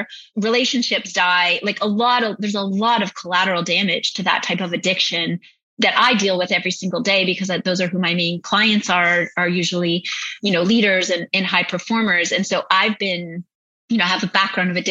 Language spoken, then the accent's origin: English; Northern Ontario, Canada; I grew up in Northern Ontario